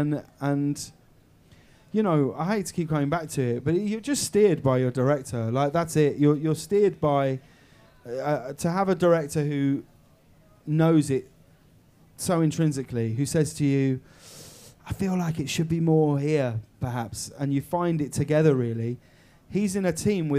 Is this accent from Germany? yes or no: no; High Wycombe, South East England, United Kingdom; I'm from Holmer Green Upper School in High Wycombe